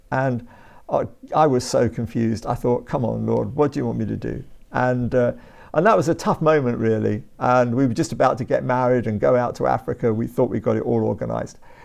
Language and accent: English; Brighton and Hove, South East England, United Kingdom; moved away as an adult; also born or lived in West London / South London; now in London, United Kingdom; I was born in West London, Uh, grew up in Brighton and Hove, uh, went to school there